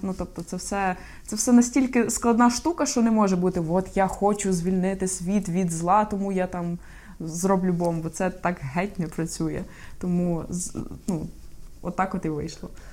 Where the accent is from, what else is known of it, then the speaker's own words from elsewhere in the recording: Ukraine; я з України